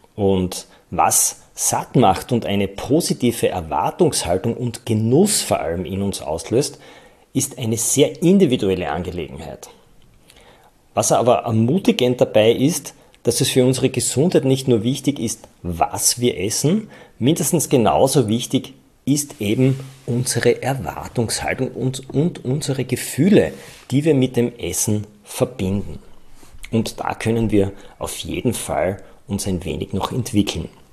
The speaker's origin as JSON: {"language": "German", "region": "Styria", "country": "Austria", "said": "Bei uns in der Steiermark"}